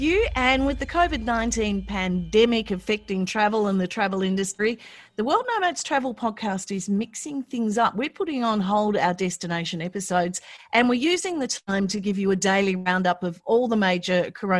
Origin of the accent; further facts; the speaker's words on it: Tasmania, Australia; moved away; My hometown, my home state.